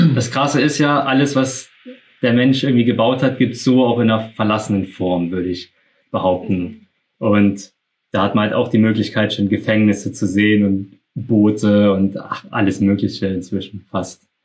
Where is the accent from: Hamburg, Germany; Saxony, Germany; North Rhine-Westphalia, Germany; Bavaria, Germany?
Saxony, Germany; wir kommen ja aus Sachsen